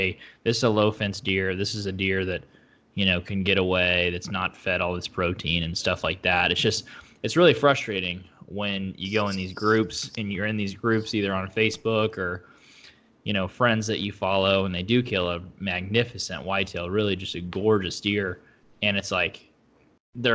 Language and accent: English; Oklahoma, United States; moved away as an adult; now in Austin, United States; I'm from Oklahoma originally. Right. I just moved down to Texas just a few weeks ago, actually